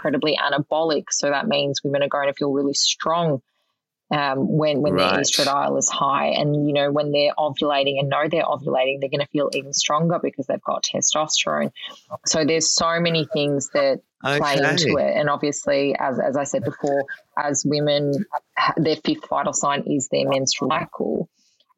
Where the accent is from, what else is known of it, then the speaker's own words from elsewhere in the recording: Melbourne, Victoria, Australia; I grew up in Melbourne